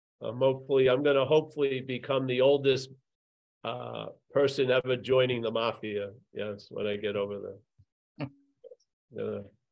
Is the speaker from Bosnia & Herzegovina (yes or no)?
no; Ireland; I'm not from there. No, I'm from Ireland. Ireland.